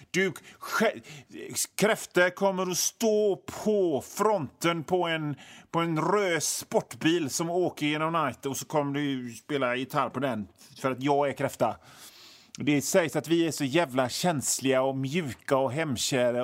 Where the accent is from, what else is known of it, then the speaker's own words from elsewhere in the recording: Hönö, Västra Götaland, Sweden; Jag kommer ifrån Hönö eh, i Öckerö kommun.